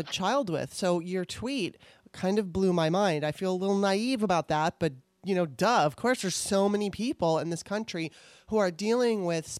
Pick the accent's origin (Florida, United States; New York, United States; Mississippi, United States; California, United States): California, United States; moved away as an adult; now in Maryland, United States; I lived in California most of my life